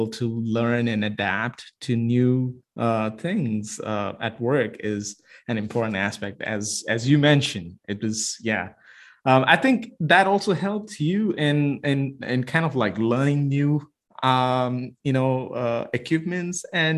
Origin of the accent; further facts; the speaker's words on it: India; moved away; growing up in India, we didn't have that opportunity